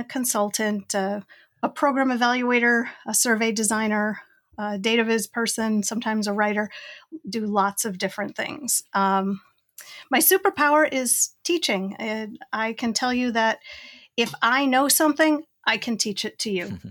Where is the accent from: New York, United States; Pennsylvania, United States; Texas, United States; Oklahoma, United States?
New York, United States; Rochester; I'm from Rochester, New York, way upstate Western New York